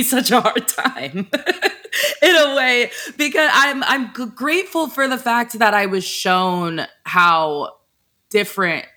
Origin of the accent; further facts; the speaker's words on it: Texas, United States; moved away as an adult; also born or lived in Alabama; where I grew up in Texas, like I grew up in one of those, I don't even know how to describe the place I'm from. It's like very cookie cutter white suburbia